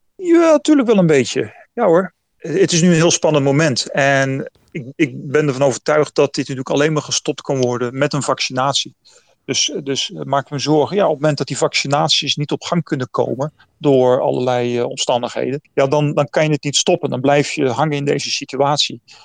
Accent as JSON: {"language": "Dutch", "country": "Netherlands", "moved": "yes", "lives_now": "Taipei, Taiwan"}